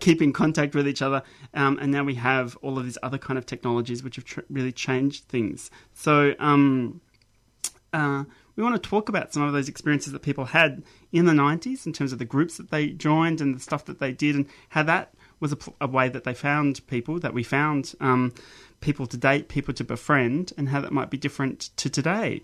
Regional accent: Mount Gambier, South Australia, Australia; moved away as an adult; also born or lived in Adelaide; growing up in Mount Gambier

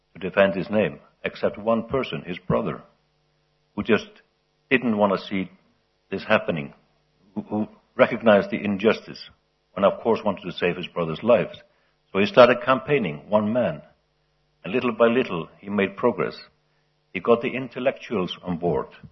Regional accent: Iceland; in my home country, Iceland

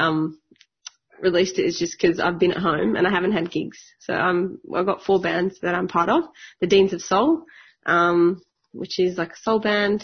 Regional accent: Sydney, New South Wales, Australia; I grew up in Western Sydney

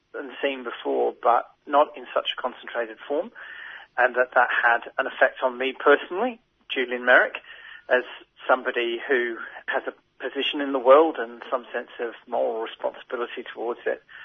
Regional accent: Australia; as an Australian

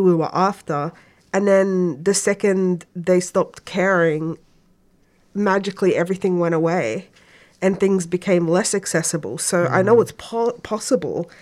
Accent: Egypt; now in Melbourne, Australia; I'm also originally from Egypt

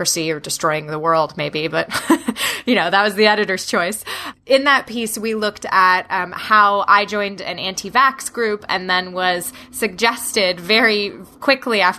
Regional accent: New Jersey, United States; now in Washington, D.C., United States; growing up in the state of New Jersey, my hometown is about an hour away from New York City, an hour away from Philadelphia

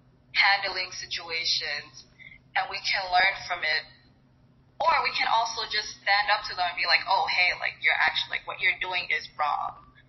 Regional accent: Marshall Islands; I'm from the Marshall Islands.

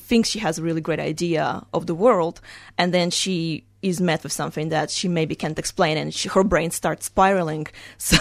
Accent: Russia; moved away; when I was little, I grew up in Russia

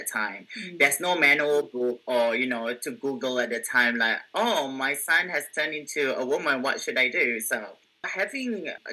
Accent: Singapore; moved away as an adult; now in Australia; I come from Singapore

